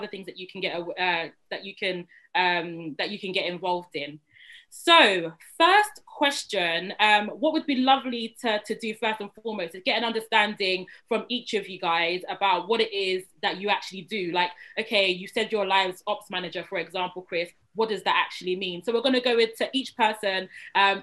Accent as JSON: {"language": "English", "region": "London", "country": "United Kingdom", "tie": "born or raised there", "said": "a Black British woman who was born and bred in London"}